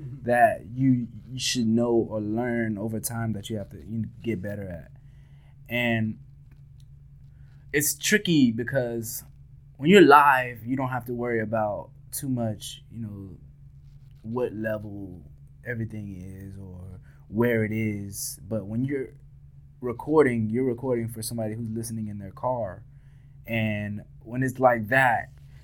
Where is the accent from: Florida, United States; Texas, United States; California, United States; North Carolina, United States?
Florida, United States; Miami; we're from Miami, and we're that Miami band